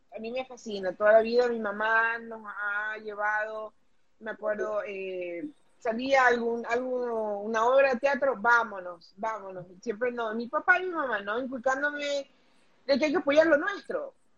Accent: Ecuador; now in United States; un pedacito de mi tierra

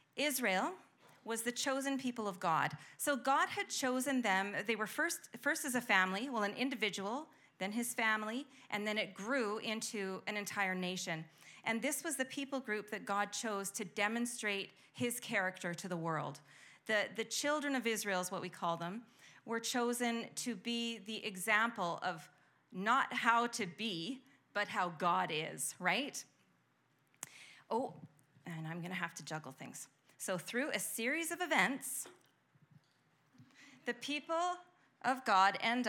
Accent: Canada; we're Canadian

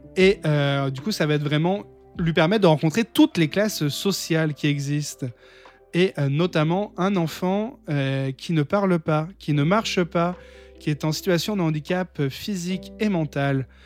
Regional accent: France; en tant que français

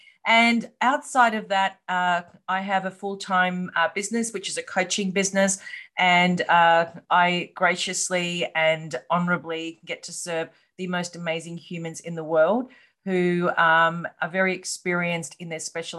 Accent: Australia; accent: Australian; Well, as you said, I'm from Australia, hence the accent. I live in Melbourne.

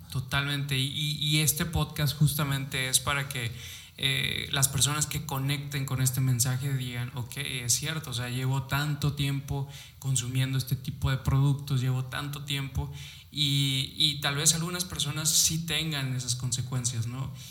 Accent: Mexico; como buenos mexicanos nos encantan

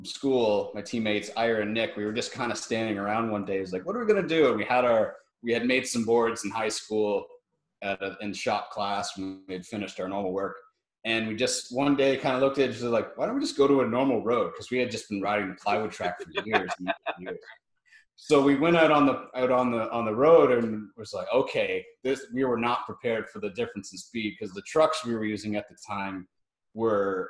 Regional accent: Prince Edward County, Ontario, Canada; I'm from Prince Edward County, Ontario, Canada.

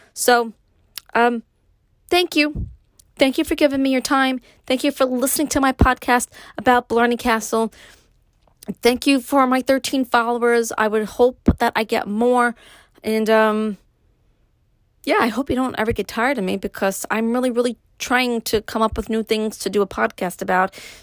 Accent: New York City, New York, United States; moved away; me growing up in Brooklyn, moving to upstate

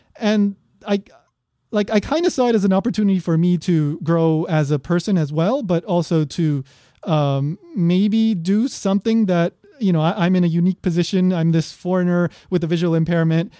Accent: New York, United States; also born or lived in Peru / Kobe, Japan / Osaka, Japan; now in Hawaii, United States; I was born in New York

